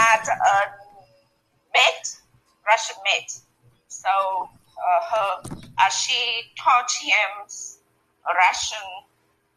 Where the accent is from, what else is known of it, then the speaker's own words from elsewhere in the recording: Northern Vietnam, Vietnam; first language Vietnamese; English is a second language; I was born in the north of Vietnam